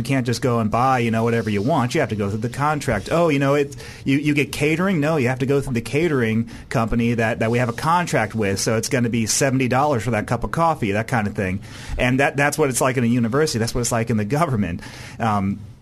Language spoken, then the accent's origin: English; Virginia, United States; now in Arkansas, United States; I used to live in Virginia